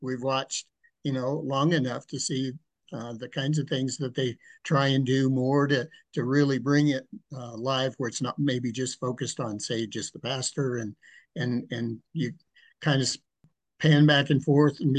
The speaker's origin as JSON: {"language": "English", "town": "Cheyenne", "region": "Wyoming", "country": "United States", "tie": "born or raised there", "also_born_or_lived": "Nebraska / Wellington, Colorado", "said": "I grew up here in Cheyenne, Wyoming. Was born in Nebraska."}